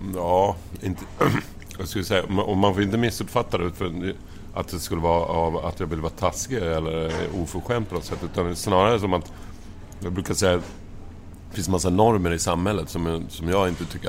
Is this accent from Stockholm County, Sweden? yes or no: no; Lund, Skåne, Sweden; i Lund där jag kommer ifrån